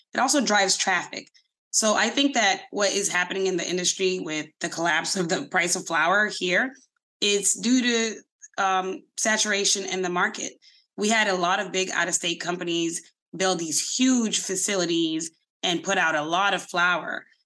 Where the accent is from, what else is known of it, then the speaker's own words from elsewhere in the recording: Boston, Massachusetts, United States; I'm in Mattapan. I grew up in Mattapan